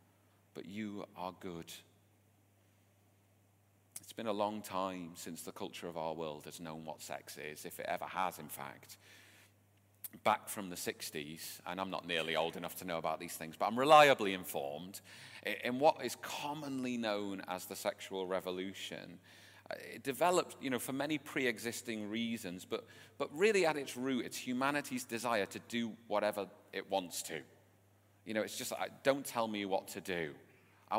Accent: England, United Kingdom; my strange English ears

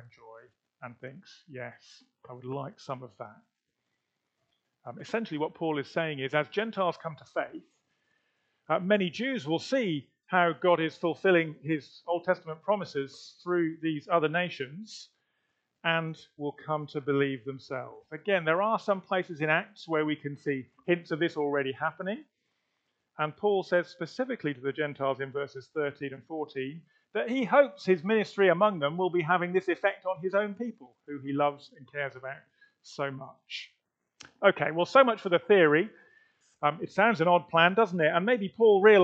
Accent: United Kingdom; now in Leicester, United Kingdom; As white British Christians

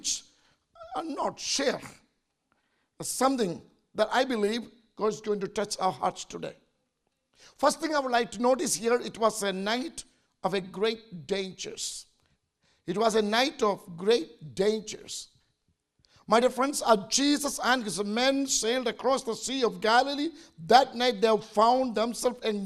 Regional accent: India; as an Indian

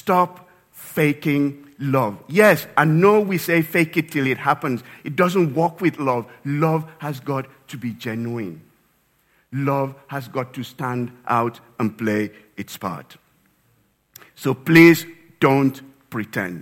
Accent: Nigeria; moved away; back in my home country, Nigeria

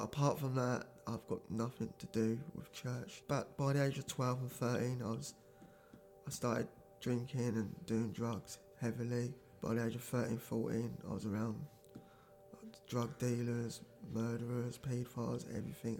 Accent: Maidstone, South East England, United Kingdom; moved away as an adult; I'm originally from Maidstone in Kent. I've been up this way for nearly 10 years

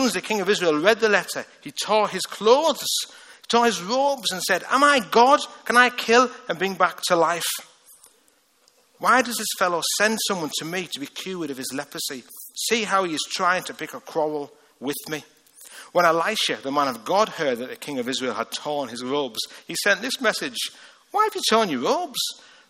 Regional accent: Liverpool, North West England, United Kingdom; accent: Liverpool; I mean, honestly, even in Liverpool, I've got a rough accent. I can't order a Coke in Liverpool.

